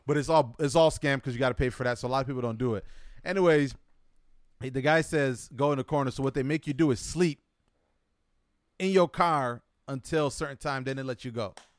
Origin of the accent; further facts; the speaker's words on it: United States; accent: American; my English American accent. Even though my, uh, my passport says I'm not from America or I wasn't born in America